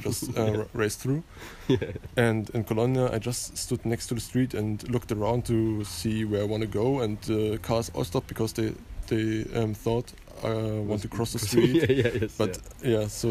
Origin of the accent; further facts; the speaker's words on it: Berlin, Germany; I'm from Germany, Berlin